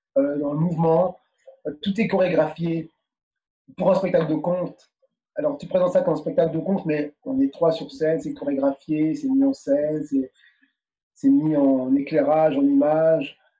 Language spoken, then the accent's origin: French; France; moved away as an adult; also born or lived in Paris; now in Quebec, Canada; Nous, on est nés en France. Euh, ses enfants, et nous, on est français. On est surtout dans notre enfance, on était plus français que martiniquais